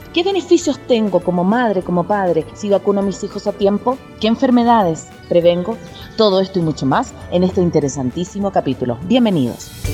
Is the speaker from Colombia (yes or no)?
no; Chile; now in Ecuador; yo soy chilena